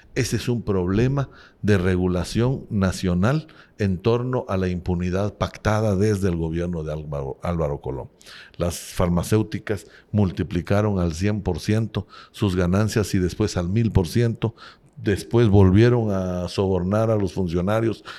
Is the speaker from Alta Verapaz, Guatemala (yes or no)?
yes; Cobán, Alta Verapaz, Guatemala; moved away as an adult; also born or lived in Guatemala City; nací en Cobán, Alta Verapaz, soy normalista, fui maestro. Al egresar del magisterio en Alta Verapaz, en Cobán